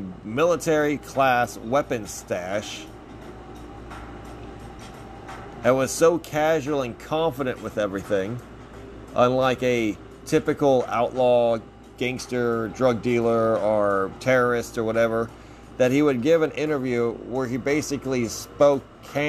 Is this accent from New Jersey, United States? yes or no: no; Texas, United States; a lifelong Texan outside of Houston and San Antonio.